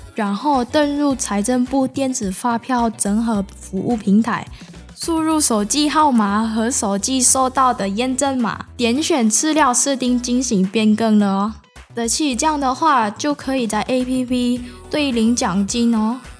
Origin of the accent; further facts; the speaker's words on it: Indonesia; now in Taiwan; 我来自印尼，现在是成大的学生